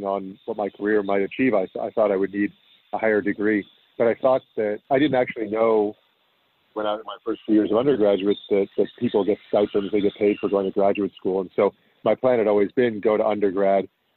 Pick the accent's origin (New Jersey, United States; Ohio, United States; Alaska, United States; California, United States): California, United States; San Diego; moved away as an adult; also born or lived in Berkeley, California; now in Toronto, Canada; Home is San Diego, California. I was born there